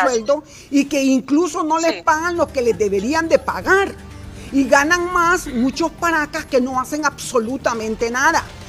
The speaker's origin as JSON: {"language": "Spanish", "country": "Honduras", "said": "todos somos hondureños"}